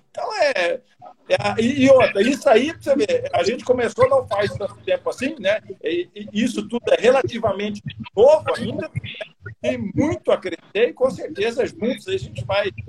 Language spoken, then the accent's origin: Portuguese; Acre, Brazil; born there; Eu também fui nascido no Acre